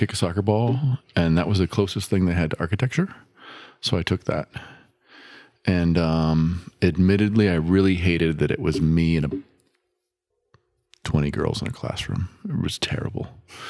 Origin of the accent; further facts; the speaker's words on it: Midwest, United States; also born or lived in Illinois / Michigan / Ohio / Maryland; now in Charlotte, United States; I was born and raised in the Midwest.